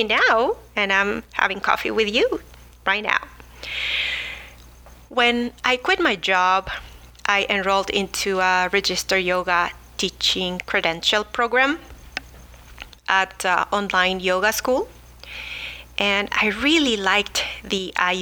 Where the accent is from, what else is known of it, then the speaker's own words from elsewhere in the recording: Mexico City, Mexico; now in La Mirada, United States; I am originally from Mexico City, where I grew up enjoying fresh foods